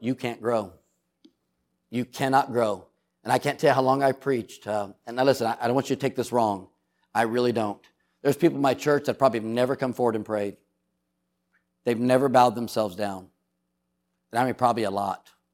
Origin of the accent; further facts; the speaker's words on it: San Diego, California, United States; I grew up in San Diego, California